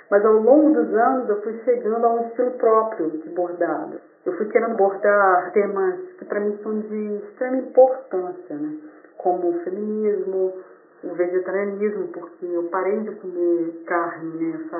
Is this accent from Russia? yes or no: no; Vila Velha, Espírito Santo, Brazil; eu sou da cidade de Vila Velha, Espírito Santo.